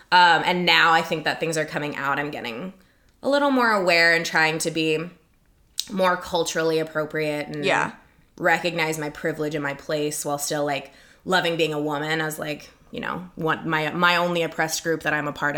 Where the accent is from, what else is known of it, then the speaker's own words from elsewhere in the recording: California, United States; accent: white girl from California; I'm from California. I sound like I'm a white girl from California.